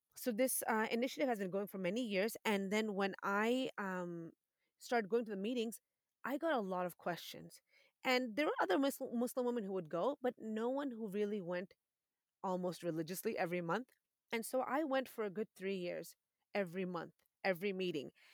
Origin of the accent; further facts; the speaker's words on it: Boston, Massachusetts, United States; moved away as an adult; also born or lived in Wisconsin; now in Texas, United States; That's my hometown. I'm from Boston, Massachusetts